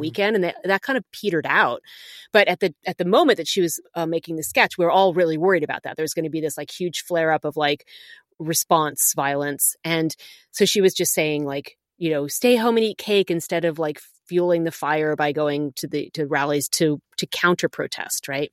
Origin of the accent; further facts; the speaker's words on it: Newtown Square, Pennsylvania, United States; moved away as an adult; also born or lived in Allentown / Connecticut / Chicago; most of my life was suburban Philadelphia